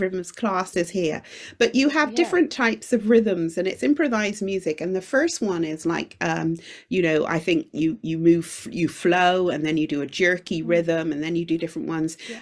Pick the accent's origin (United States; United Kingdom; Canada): United Kingdom; also born or lived in Shanghai; I'm Jamaican origin, but I grew up in the UK